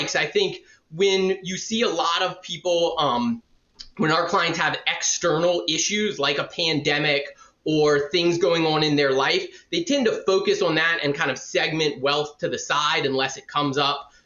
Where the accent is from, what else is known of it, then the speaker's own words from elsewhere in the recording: Savannah, Georgia, United States; also born or lived in Florida; now in Atlanta, United States; I was born and raised in Savannah, Georgia